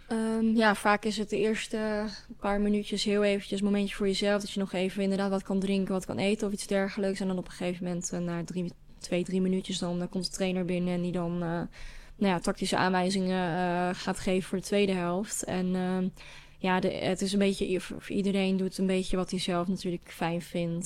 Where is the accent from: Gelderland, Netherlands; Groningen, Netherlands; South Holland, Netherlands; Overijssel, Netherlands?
Overijssel, Netherlands; Hengelo; met een school uit Hengelo, waar ik vandaan kom